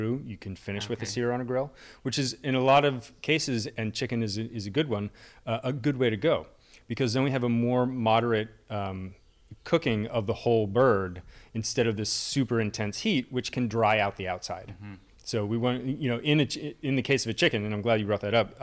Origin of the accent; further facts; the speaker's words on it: Allentown, Pennsylvania, United States; I grew up in Allentown, and the Iacocca family has Yakko's as like the local hot dog chain